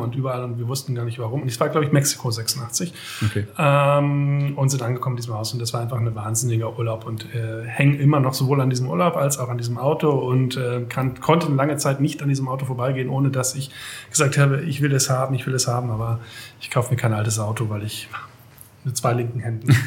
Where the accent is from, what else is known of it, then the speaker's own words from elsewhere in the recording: Germany; also born or lived in near Metzingen, Baden-Württemberg; Ich bin zwar ja auch in der Nähe geboren, aber mhm. dann im zarten Alter von ein Jahren in der Nähe von Hamburg groß geworden, ah. ähm, im kleinen Dorf